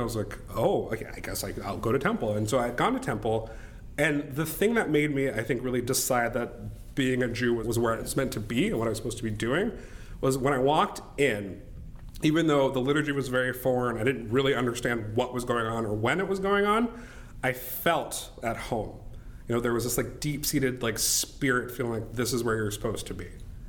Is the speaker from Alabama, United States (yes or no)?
no; Nebraska, United States; also born or lived in Florida / United Kingdom; I was born in Florida. We lived in the UK for several years. And then after the UK, we came to Nebraska, which is where both of my parents still live.